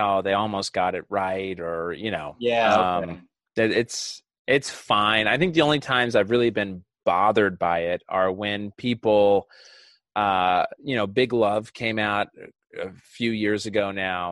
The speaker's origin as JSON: {"language": "English", "region": "Utah", "country": "United States", "tie": "born or raised there", "said": "I grew up in Utah, 90% Mormon where I was"}